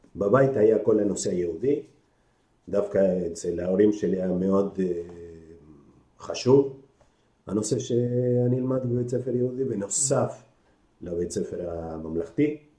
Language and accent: Hebrew; Buenos Aires, Argentina; moved away as an adult; now in Nitzanim, Israel; אני נולדתי באונוס איידס, כן. אבל כמעט כל חיי הצעירים הייתי בתנועה גם